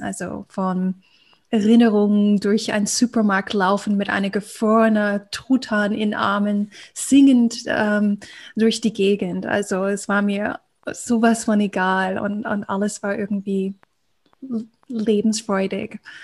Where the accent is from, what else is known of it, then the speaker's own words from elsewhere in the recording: United States; accent: American; German is a second language; moved away as an adult; ich komme ja aus Amerika, ähm, hört man ganz gut, wenn ich spreche